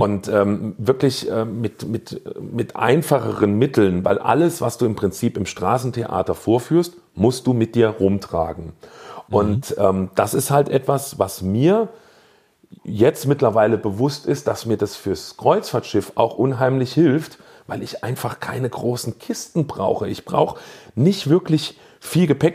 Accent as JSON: {"language": "German", "town": "Saarbrücken", "region": "Saarland", "country": "Germany", "said": "bei uns im Saarland"}